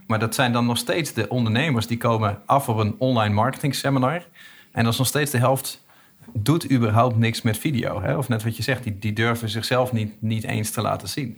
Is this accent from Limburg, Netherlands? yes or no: no; East Groningen, Netherlands; ik kom uit Oost-Groningen